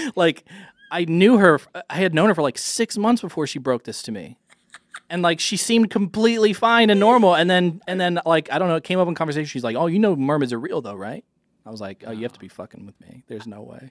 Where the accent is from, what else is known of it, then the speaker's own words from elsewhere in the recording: Northern California, United States; I grew up in Northern California